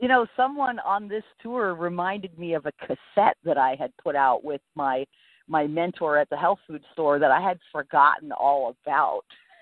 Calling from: Anna Maria Island, Florida, United States

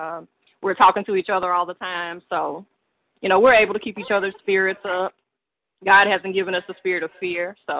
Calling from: Colfax, Louisiana, United States; I'm calling from Colfax, Louisiana.

